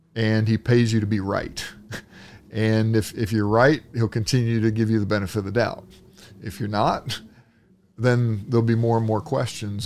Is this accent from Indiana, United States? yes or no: yes; Indianapolis, Indiana, United States; I grew up here in Indianapolis as a kid